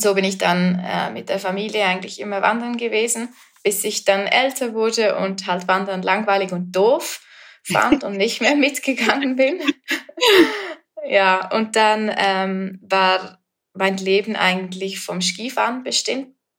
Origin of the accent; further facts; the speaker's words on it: Flims, Graubünden, Switzerland; Ich bin ähm, aus der Schweiz und in den Bergen aufgewachsen